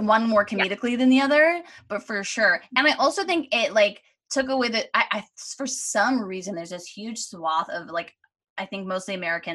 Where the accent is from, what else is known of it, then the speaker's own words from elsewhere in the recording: Canada; being Canadian